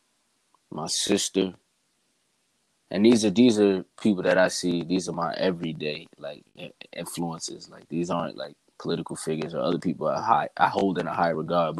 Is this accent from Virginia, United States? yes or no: no; Bayonne, New Jersey, United States; I have my hometown Bayonne behind me right now